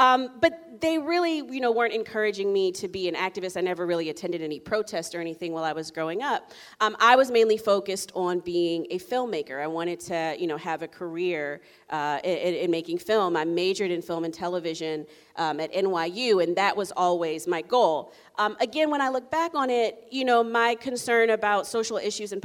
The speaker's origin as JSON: {"language": "English", "town": "Columbia", "region": "Maryland", "country": "United States", "tie": "born or raised there", "also_born_or_lived": "Durham, North Carolina", "said": "I was born in Durham, North Carolina, but did all of my grade school in Columbia, Maryland"}